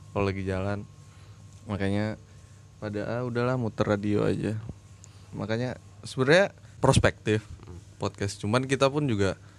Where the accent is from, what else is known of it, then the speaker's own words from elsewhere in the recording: Samarinda, East Kalimantan, Indonesia; saya kan dari Samarinda